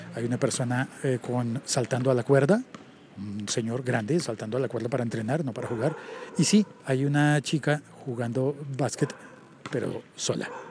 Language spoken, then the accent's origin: Spanish; Colombia; el 39 en mi país no corresponde al 39 de otros países